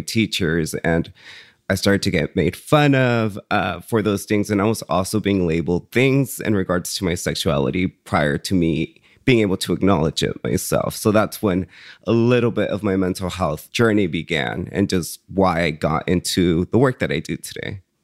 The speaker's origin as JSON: {"language": "English", "town": "Woodland", "region": "California", "country": "United States", "tie": "born or raised there", "also_born_or_lived": "Jalisco, Mexico / San Francisco", "second_language": "English", "said": "I grew up in Woodland, California"}